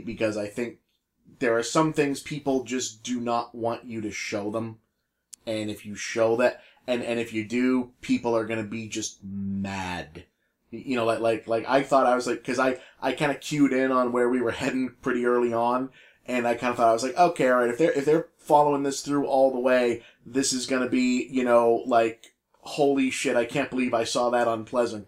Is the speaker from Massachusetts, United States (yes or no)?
yes; Boston, Massachusetts, United States; accent: Boston; we, we're, we're both from Boston area